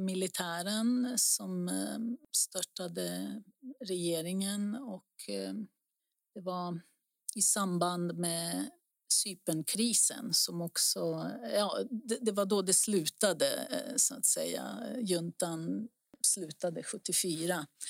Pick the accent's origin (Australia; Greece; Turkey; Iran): Greece; now in Stockholm, Sweden; längre norrut på västra sidan som jag pratade om tidigare. Det är där jag är ifrån och min familj